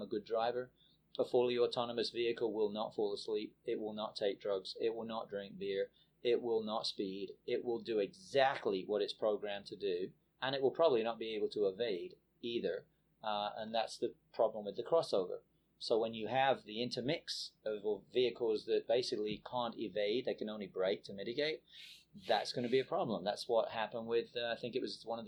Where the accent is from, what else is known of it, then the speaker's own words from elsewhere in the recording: England, United Kingdom; moved away as an adult; now in United States; I grew up in England.